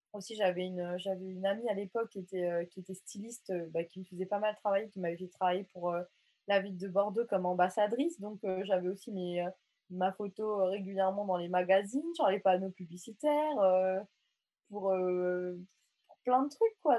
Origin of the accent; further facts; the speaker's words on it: Mauritius; now in France; je suis mauricienne